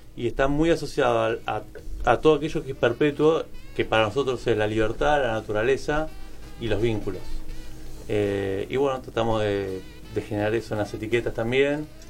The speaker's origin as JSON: {"language": "Spanish", "country": "Argentina", "said": "como argentinos"}